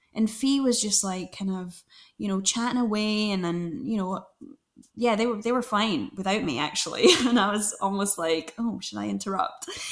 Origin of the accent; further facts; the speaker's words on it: Glasgow, Scotland, United Kingdom; now in London, United Kingdom; I'm from Glasgow.